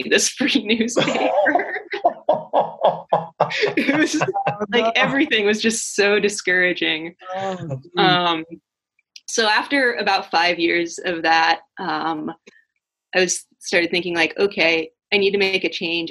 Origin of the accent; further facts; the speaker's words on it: Orange County, Southern California, United States; moved away as an adult; also born or lived in Santa Cruz, California / Seattle, Washington; now in Spokane, United States; I grew up in Southern California. I'm from Orange County originally